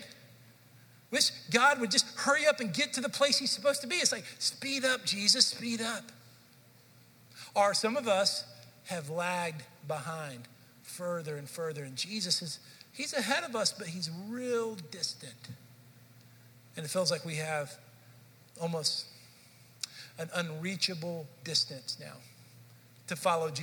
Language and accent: English; Dallas, Texas, United States; moved away as an adult; I grew up in Dallas, Fort Worth area